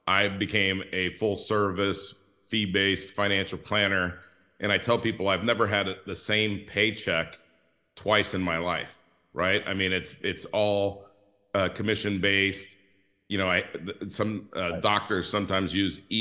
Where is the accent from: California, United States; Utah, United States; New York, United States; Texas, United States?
California, United States; moved away; I grew up in California